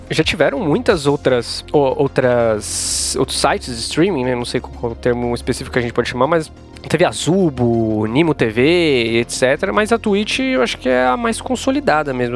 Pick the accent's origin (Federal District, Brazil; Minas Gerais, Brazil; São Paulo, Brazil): São Paulo, Brazil; Eu sou paulista, né? Eu nasci em São Paulo, sou de família mineira